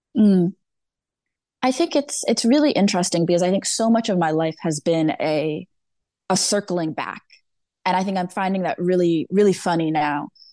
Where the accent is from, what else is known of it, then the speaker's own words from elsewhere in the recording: Danbury, Connecticut, United States; I grew up born and raised in Danbury, Connecticut